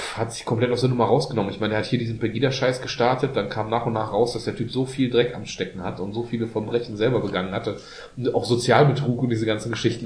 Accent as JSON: {"language": "German", "country": "Germany", "said": "wir sind als Deutsche"}